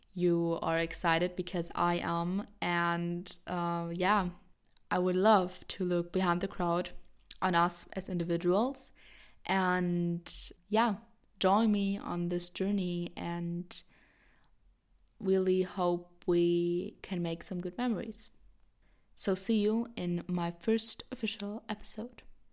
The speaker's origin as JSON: {"language": "English", "country": "Germany", "said": "I'm seventeen, I'm from Germany"}